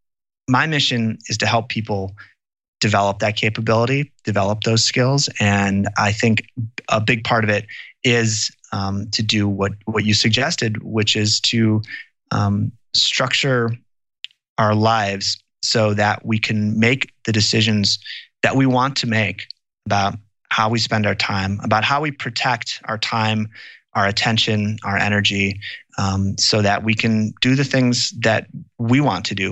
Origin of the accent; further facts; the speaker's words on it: Wisconsin, United States; I grew up in Wisconsin, and my grandmother is actually from Green Bay